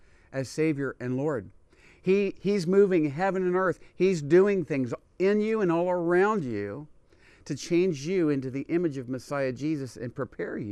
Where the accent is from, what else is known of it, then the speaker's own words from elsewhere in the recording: United States; as a Jewish person, I was born in America, not in Israel